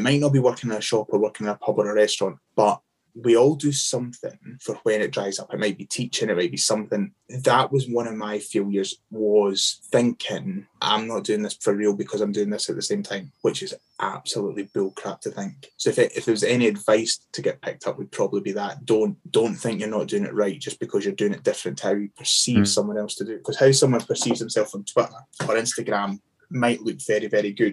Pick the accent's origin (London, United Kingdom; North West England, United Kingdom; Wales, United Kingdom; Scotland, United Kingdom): Scotland, United Kingdom; as Scottish people